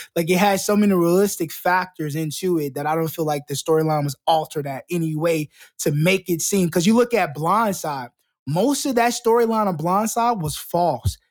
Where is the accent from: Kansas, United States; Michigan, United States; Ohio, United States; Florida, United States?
Florida, United States; I'm not from Texas. I'm, I'm from Florida